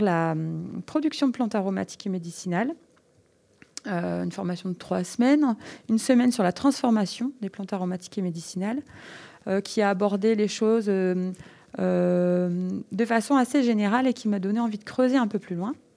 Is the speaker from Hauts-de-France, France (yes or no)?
yes; French Flanders, Mont Cassel, Hauts-de-France, France; Je suis originaire des Flandres, au pied du Mont Cassel